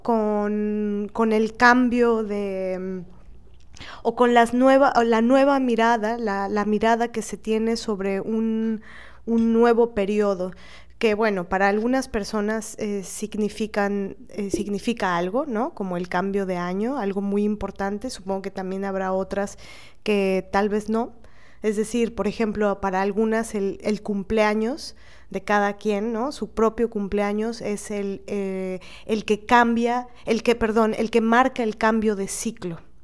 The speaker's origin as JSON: {"language": "Spanish", "region": "Veracruz", "country": "Mexico", "said": "como jarocha"}